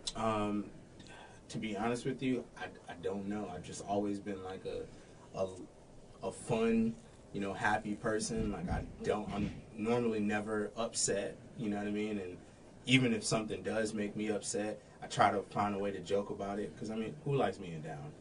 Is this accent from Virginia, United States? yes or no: no; Florida, United States; moved away as an adult; also born or lived in Texas / Daytona, Florida; now in Washington, Illinois, United States; I moved or was from Florida